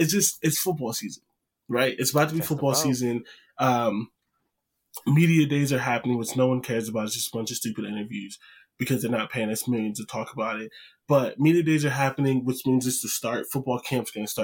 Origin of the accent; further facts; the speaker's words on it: Canton, Ohio, United States; I'm from Canton. I remember Canton Center Mall